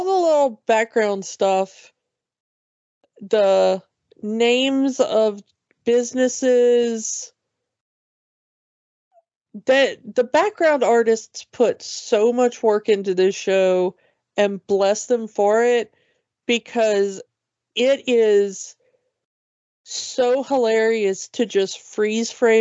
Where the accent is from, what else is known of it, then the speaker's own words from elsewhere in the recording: United States; as an American